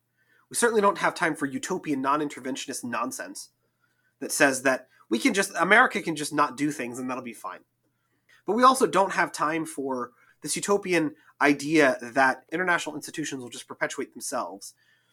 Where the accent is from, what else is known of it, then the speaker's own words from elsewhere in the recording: United States; born there; as somebody who is born blind in the United States